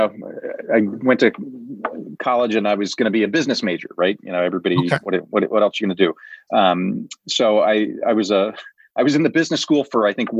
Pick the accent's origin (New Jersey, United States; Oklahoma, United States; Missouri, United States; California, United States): Missouri, United States; Kansas City; I grew up in Kansas City, so lifelong Kansan.